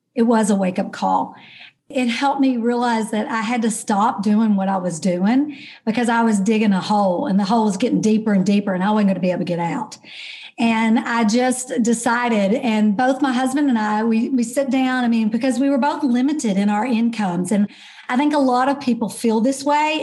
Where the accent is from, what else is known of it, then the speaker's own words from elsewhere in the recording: Kentucky, United States; moved away as an adult; also born or lived in Dallas, Texas; now in Texas, United States; I am actually an ordinary girl from Kentucky.